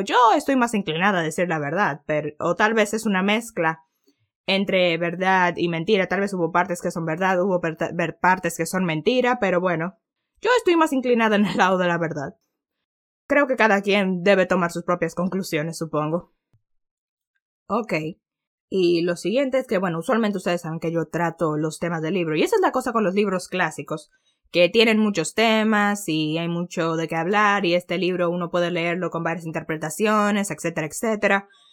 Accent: Dominican Republic; Para nosotros sería español porque en República Dominicana lo que se habla es español

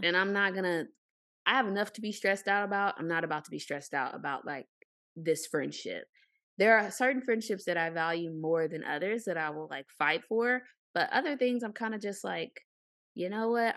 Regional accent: Arkansas, United States; moved away; I'm from Arkansas.

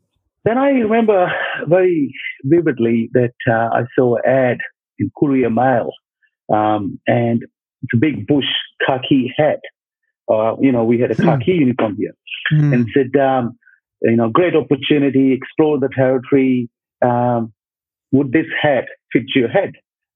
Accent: Punjab, India; moved away as an adult; also born or lived in Dharamshala, Himachal Pradesh, India; now in Brisbane, Australia; I grew up in Punjab in India side.

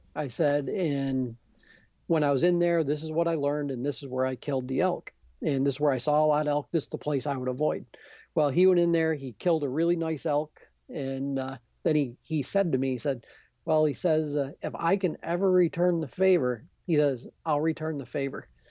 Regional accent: Adirondacks, New York, United States; I'm from the Adirondacks

